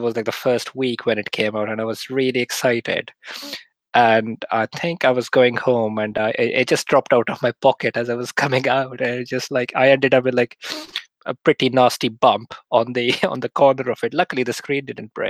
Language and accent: English; Lahore, Punjab, Pakistan; moved away as an adult; now in United Kingdom; I was born in Lahore in Pakistan. And I lived there till I was 21